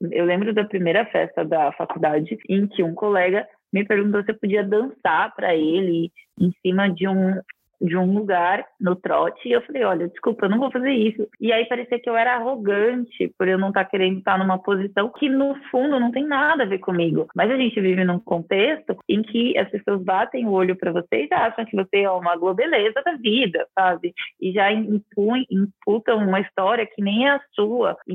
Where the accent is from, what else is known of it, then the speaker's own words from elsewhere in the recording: Araraquara, São Paulo, Brazil; Eu eu nasci em Araraquara, que é uma cidade que, se você for parar para ver os índices e a qualidade de vida, estão muito fora do Brasil, né?